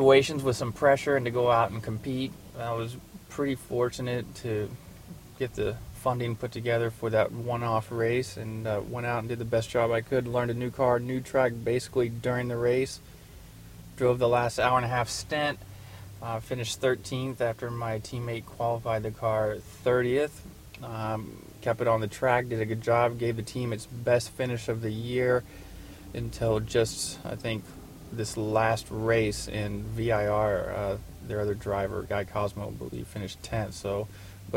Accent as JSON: {"language": "English", "town": "Louisville", "region": "Kentucky", "country": "United States", "tie": "born or raised there", "said": "Growing up in Louisville, Kentucky"}